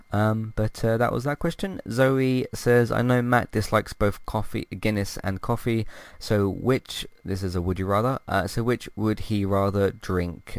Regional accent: United Kingdom; I'm British

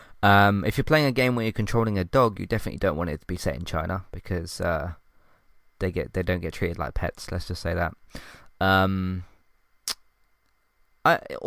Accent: London, United Kingdom; I'm from London

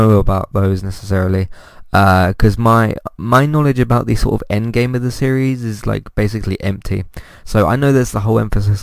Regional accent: United Kingdom; me being British

